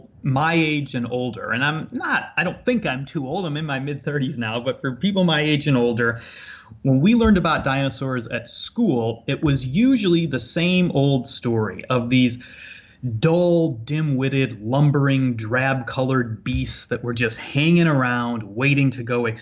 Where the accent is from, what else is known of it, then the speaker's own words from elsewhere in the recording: Ottawa, Illinois, United States; I grew up in Ottawa, Illinois